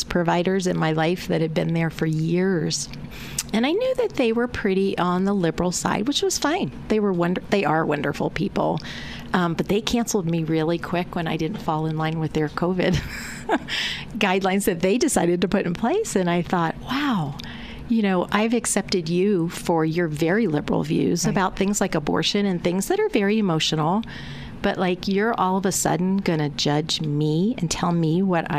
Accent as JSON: {"language": "English", "country": "United States", "tie": "born or raised there", "said": "I grew up outside of Washington, D.C., and I would say it was a middle-class neighborhood"}